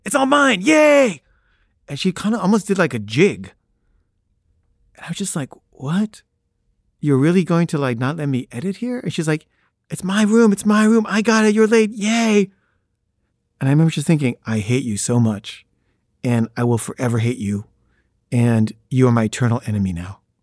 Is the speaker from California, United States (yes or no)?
yes; Los Angeles, California, United States; "Where'd you grow up?" And I say, "L A."